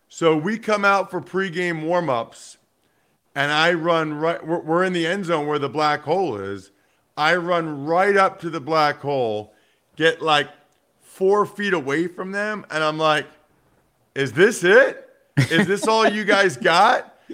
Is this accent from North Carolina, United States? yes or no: no; Wyomissing, Pennsylvania, United States; I grew up a huge Eagles fan outside of Philly and Reading